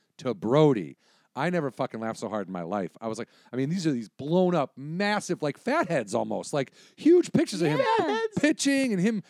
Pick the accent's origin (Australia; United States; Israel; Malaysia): United States; Illinois; I'm from Illinois.